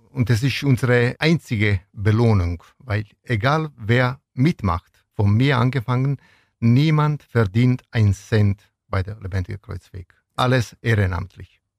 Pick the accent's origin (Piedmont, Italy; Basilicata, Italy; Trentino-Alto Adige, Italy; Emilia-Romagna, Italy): Basilicata, Italy; Venosa; German is a second language; now in Ulm, Germany; ich möchte irgendwann diese Tradition von meinem Stadt Venosa nach Ulm und Neuem bringen.